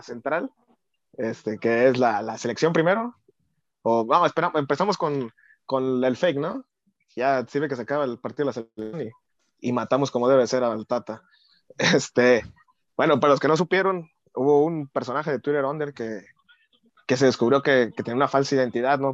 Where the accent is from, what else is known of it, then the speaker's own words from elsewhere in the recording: Tepic, Nayarit, Mexico; yo siempre he dicho soy de Tepic